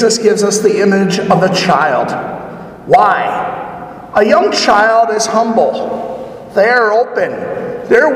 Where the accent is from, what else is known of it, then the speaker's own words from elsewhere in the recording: Rugby, North Dakota, United States; moved away; my hometown where I grew up in Rugby.